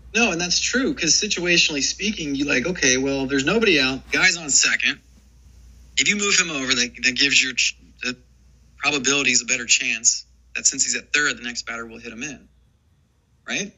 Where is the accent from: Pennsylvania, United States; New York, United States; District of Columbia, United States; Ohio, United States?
Ohio, United States; I grew up in Ohio, going to Cincinnati Reds games